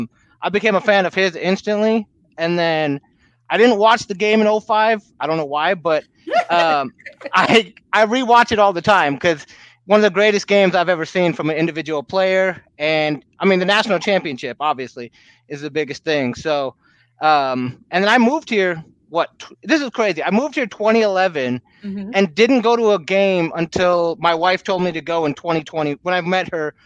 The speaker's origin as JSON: {"language": "English", "region": "Michigan", "country": "United States", "moved": "yes", "lives_now": "Texas, United States", "said": "I'm from Michigan originally"}